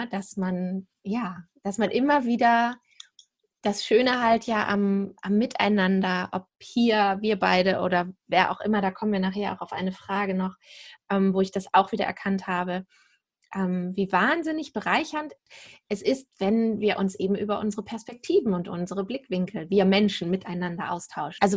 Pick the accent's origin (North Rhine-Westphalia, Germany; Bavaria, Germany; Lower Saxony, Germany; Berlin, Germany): Lower Saxony, Germany; also born or lived in England / Hanover; Tatsächlich bin hier wieder zurückgekehrt in diese Ecke, wo ich auch aufgewachsen bin, südlich von Hamburg.